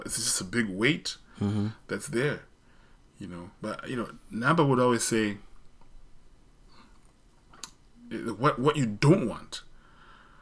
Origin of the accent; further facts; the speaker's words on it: Zimbabwe; now in United States; I grew up in Zimbabwe where I sort of was exposed to a more formal British English